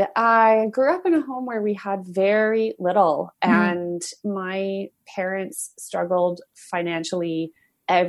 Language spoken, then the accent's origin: English; Alberta, Canada; when I was growing up in Alberta